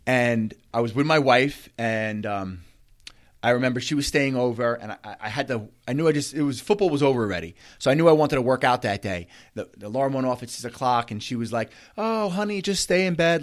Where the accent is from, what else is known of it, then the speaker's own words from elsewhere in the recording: Bellmore, Wantagh, Merrick, New York, United States; I grew up in Belmore, Wantaw, Merrick